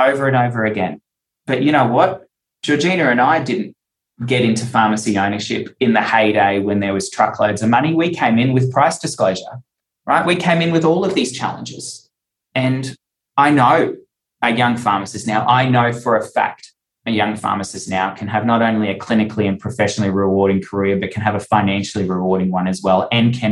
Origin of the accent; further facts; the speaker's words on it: Cairns, Queensland, Australia; moved away as an adult; also born or lived in Townsville / Newcastle; I had to move to Townsville to become a pharmacist. We moved to Newcastle and worked there to get experience. And then we ended up back in Cairns